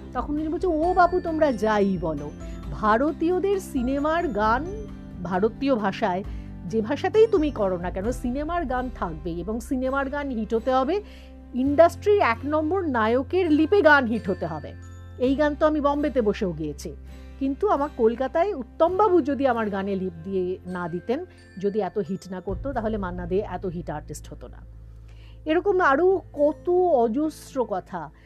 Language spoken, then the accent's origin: Bangla; Tribeni, West Bengal, India; আসলে আমি হুগলি জেলার মেয়ে ত্রিবেণী টিস্যুতে আমার বেড়ে ওঠা সেখানেই সব কিছু পড়াশোনা ইত্যাদি